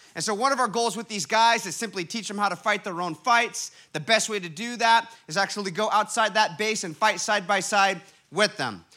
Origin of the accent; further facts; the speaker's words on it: Huntington Beach, California, United States; my hometown, Huntington Beach, California